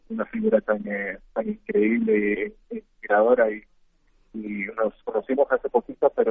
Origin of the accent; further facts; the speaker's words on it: Costa Rica; ambos somos de Costa Rica, ambos somos mujeres y ambos que nacimos en la misma fecha, que fue el 17 de abril.